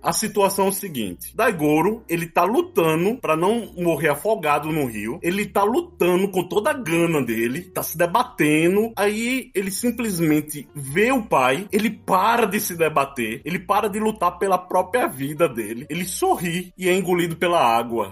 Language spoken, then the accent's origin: Portuguese; João Pessoa, Paraíba, Brazil; sou da Paraíba, né? Como você bem disse, João Pessoa